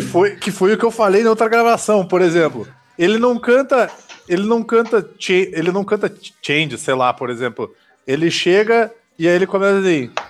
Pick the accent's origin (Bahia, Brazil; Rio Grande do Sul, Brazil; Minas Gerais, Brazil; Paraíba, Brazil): Rio Grande do Sul, Brazil; Caxias do Sul; minha cidade natal contribuiu muito pro polo metal melódico e metal mecânico do, do Brasil